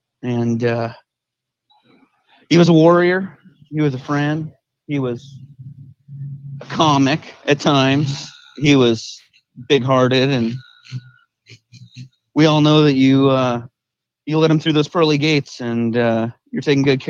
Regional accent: Oregon, United States; I'm from Oregon.

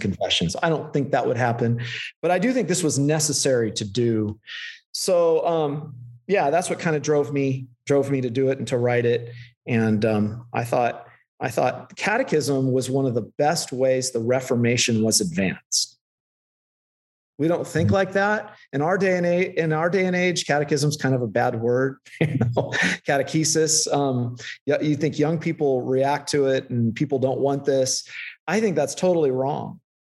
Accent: Central California, United States; also born or lived in Lynden, Washington; now in Escondido, United States; I grew up in Central California

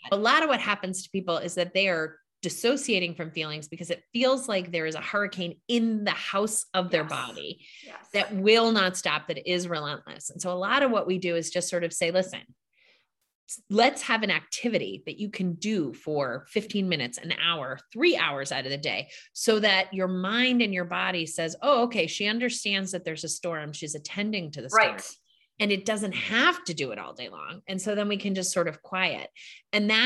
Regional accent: outside of Boston, Massachusetts, United States; I was raised outside of Boston in a Catholic church

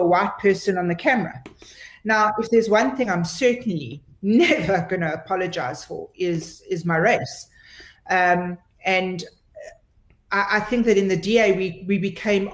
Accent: Pretoria, Gauteng, South Africa; in Pretoria. You know, you don't get much more South African than that. I mean, listen to the way I talk.

